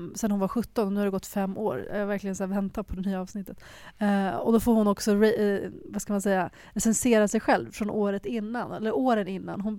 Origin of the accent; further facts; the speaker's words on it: Norrbotten County, Sweden; Oj, det är mitt hemland.